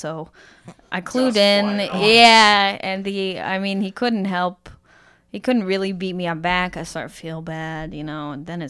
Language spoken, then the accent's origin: English; Pitlochry, Scotland, United Kingdom; turns out we're both from the same small town. And we're both from Pitlochry in Scotland.